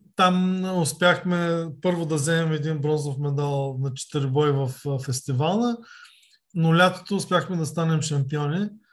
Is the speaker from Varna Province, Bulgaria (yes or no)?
yes; Varna, Varna Province, Bulgaria; роден съм а, през 1968 година в а, Варна, Козерог съм като изключим а, времето, през което нали, от, отбивах военната си служба и когато учихме в София, през цялото време съм живял във Варна.